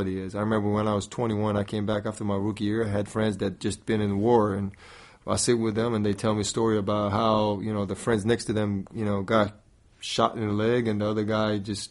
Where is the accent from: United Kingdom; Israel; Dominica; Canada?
Israel; Yavne, Central District; moved away as an adult; also born or lived in Tel Aviv; a 14-year-old kid that just joined Maccabi Tel Aviv junior team from Yavne. It's about 25 minutes south